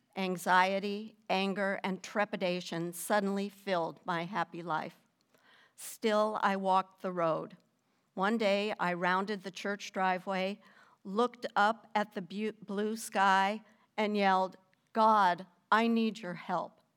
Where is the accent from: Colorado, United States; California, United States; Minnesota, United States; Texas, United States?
Minnesota, United States; also born or lived in North Carolina; we're from Minnesota originally